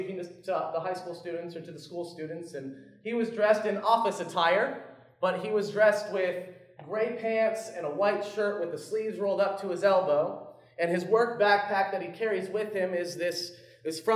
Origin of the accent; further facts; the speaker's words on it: Orlando, Florida, United States; now in South Carolina, United States; I'm from Orlando, but I live in South Carolina